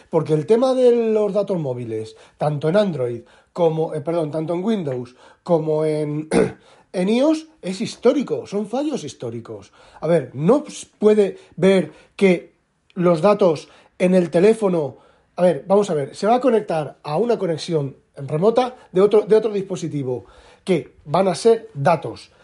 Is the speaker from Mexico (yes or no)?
no; Spain; moved away as an adult; now in Netherlands; yo soy español, español, español, español, pero llevo ocho años, siete años viviendo en Holanda